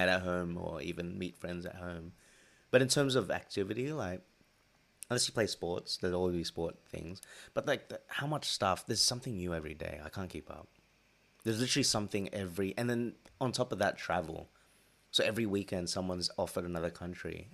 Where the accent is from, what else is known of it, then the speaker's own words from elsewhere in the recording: Sydney, New South Wales, Australia; moved away as an adult; also born or lived in Philippines (ancestry); now in London, United Kingdom; me being from Sydney